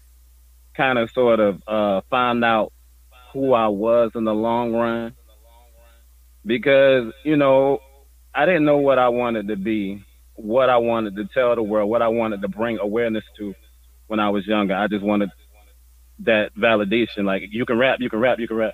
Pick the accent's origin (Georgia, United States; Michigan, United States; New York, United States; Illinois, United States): Georgia, United States; Savannah; moved away; also born or lived in Midwest; Savannah, Georgia, baby. Born and raised.